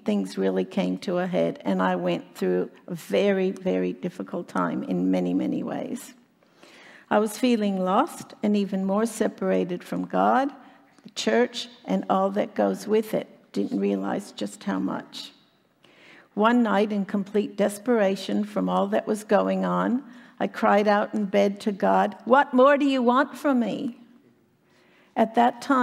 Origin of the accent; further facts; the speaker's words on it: Chicago, Illinois, United States; moved away as an adult; now in Australia; I was born and raised in Chicago, Illinois, in the U.S.